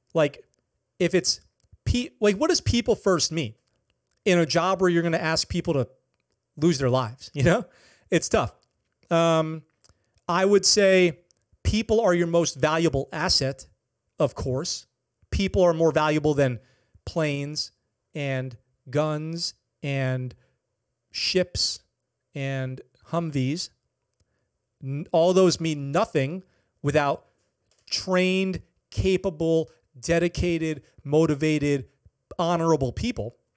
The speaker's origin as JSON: {"language": "English", "region": "Okinawa", "country": "Japan", "tie": "born or raised there", "said": "a hometown hero story from my hometown, Okinawa"}